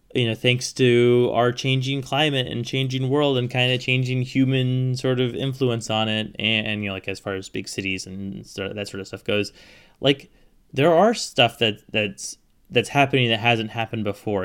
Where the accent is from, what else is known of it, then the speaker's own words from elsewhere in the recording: Pacific Northwest, United States; I grew up in the Pacific Northwest.